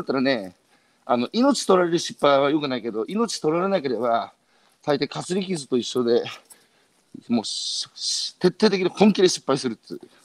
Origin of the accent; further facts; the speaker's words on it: Iwate, Japan; 僕は岩手